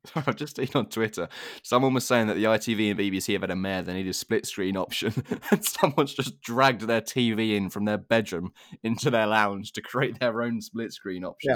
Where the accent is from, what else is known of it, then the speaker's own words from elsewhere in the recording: England, United Kingdom; as an English fan